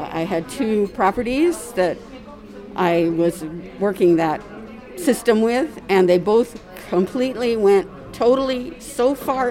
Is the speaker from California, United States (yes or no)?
yes; Los Angeles, California, United States; moved away as an adult; now in Madrid, Spain; I was born in Los Angeles beside the Hollywood Freeway. I lived in Los Angeles until I was 60